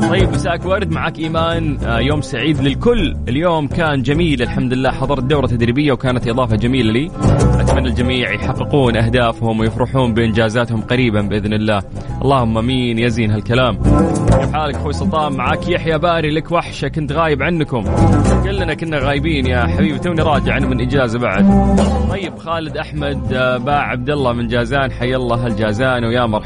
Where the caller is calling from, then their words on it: Egypt; انا … من مصر متواجد في الشمال بمناسبه اني خريج كليه القران الكريم